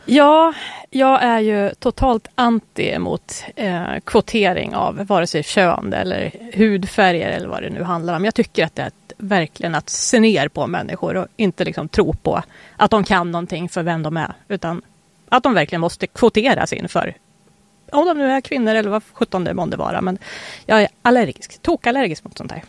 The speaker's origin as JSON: {"language": "Swedish", "country": "Sweden", "tie": "born or raised there", "said": "född i Sverige"}